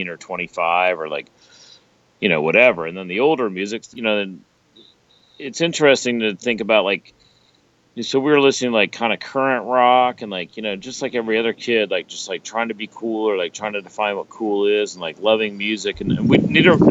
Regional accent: Richmond, Virginia, United States; growing up in Richmond, Virginia

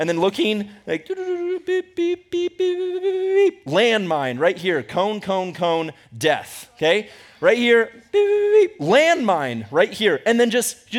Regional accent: Ecuador; also born or lived in United States; Growing up in Ecuador, for some reason, I don't know why, but I loved, when we came back to the U.S., I loved staying in hotels.

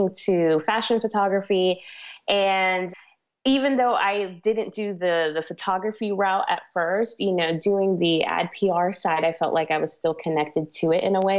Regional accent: Miami, Florida, United States; also born or lived in New York; now in New York City, United States; I was born in New York, but I was raised in Miami, Florida. So that's pretty much where I say I'm always from

